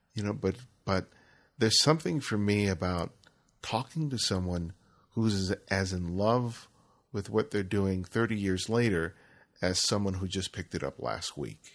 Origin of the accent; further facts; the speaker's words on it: Los Angeles, California, United States; when I grew up in Los Angeles, I grew up in South L